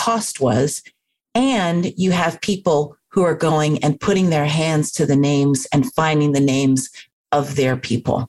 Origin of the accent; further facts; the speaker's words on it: Washington, District of Columbia, United States; I grew up in Washington, D.C., and that kind of looming formal monument, it was a part of growing up